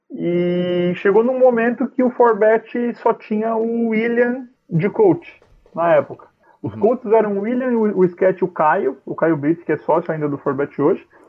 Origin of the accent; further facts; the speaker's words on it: Brazil; moved away as an adult; now in London, United Kingdom; a nossa vida no Brasil